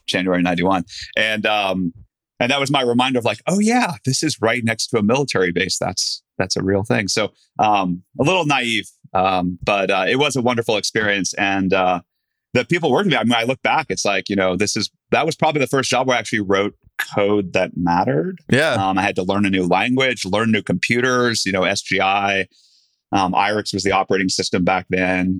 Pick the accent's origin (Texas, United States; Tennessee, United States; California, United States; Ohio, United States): California, United States; Silicon Valley; I grew up in Silicon Valley